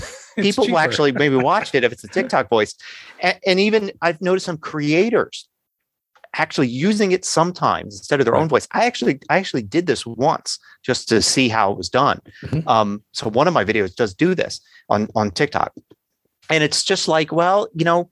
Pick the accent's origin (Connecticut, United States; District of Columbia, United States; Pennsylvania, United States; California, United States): Pennsylvania, United States; Philadelphia; accent: Philadelphia; I've got this Philadelphia accent because that's where I grew up